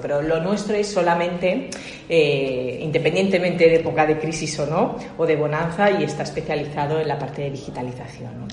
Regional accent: Barcelona, Catalonia, Spain; moved away as an adult; also born or lived in France / United States / China; nací en Barcelona que soy ingeniero industrial, me eduqué en una, en una, en una universidad de jesuitas que hay en Barcelona

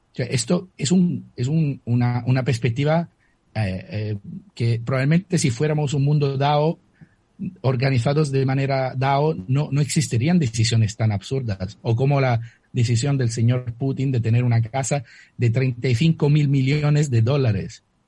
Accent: Italy; accent: Italian; Spanish is a second language; moved away; mi acento lo lo declara eh, de manera muy, muy firme, soy italiano.

